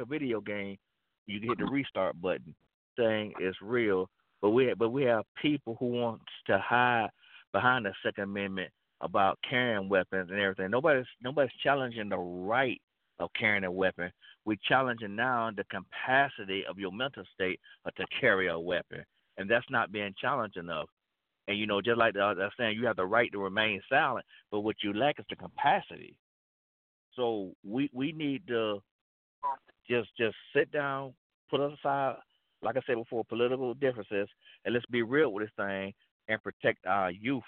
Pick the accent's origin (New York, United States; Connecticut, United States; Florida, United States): Florida, United States; Florida, my home state.